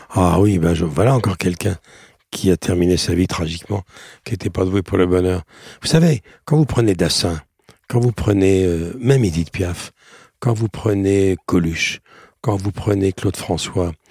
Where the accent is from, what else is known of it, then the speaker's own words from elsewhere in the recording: Romania; car je viens des, des brumes des Carpates près de la frontière ukrainienne je viens de Roumanie.